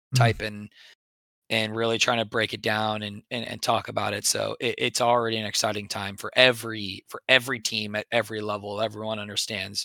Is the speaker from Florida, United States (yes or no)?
no; Texas, United States; moved away; we grew up in Texas